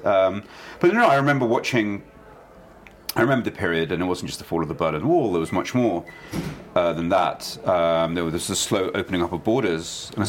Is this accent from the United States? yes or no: no; London, United Kingdom; also born or lived in Kyiv, Ukraine; I grew up in London with no knowledge of where I'd been born.